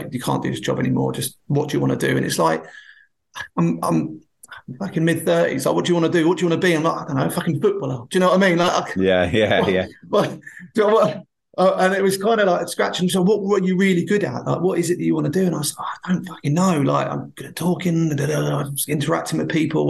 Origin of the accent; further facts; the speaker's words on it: Bognor Regis, South East England, United Kingdom; I was brought up in Bognor on the South Coast.